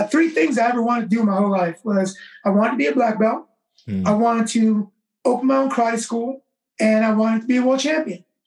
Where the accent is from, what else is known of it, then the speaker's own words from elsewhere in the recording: Vallejo, California, United States; also born or lived in Oakland, California; Growing up in Vallejo when I was a kid, I'm originally from Oakland, California. I moved to Vallejo when I was a kid